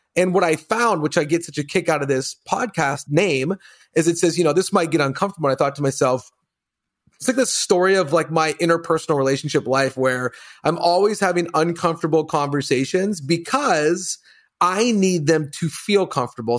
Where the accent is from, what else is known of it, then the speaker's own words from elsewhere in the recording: Colorado, United States; I grew up in Colorado, all boys